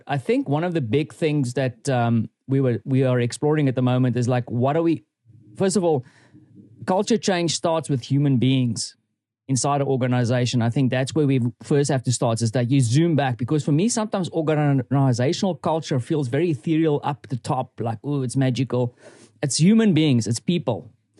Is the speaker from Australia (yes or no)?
no; South Africa; As a South African